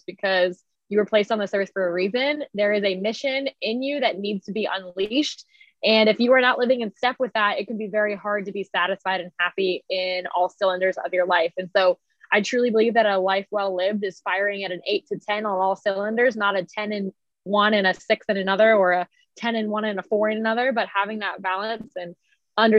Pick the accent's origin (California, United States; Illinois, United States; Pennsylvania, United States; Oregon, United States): Pennsylvania, United States; Philadelphia; moved away as an adult; I am originally from the Philly area